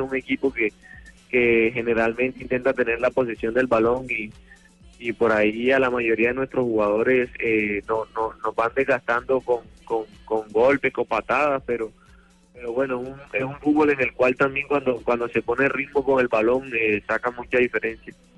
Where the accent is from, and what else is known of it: Colombia; now in Argentina